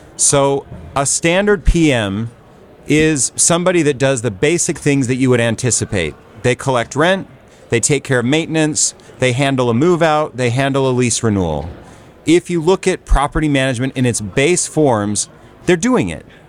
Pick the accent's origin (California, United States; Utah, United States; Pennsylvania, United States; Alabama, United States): Utah, United States; Salt Lake City; I am from Salt Lake City, Utah. We run a brokerage and a property management company